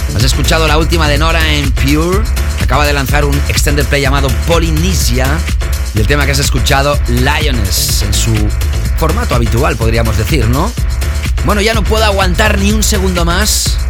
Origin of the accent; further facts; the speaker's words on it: Barcelona, Catalonia, Spain; la ciudad donde he nacido y crecido, la ciudad de Barcelona